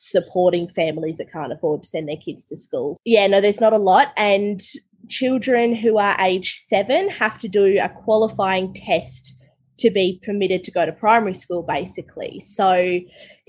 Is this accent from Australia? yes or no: yes; Tasmania, Australia; I grew up in Tasmania, so I just went to government school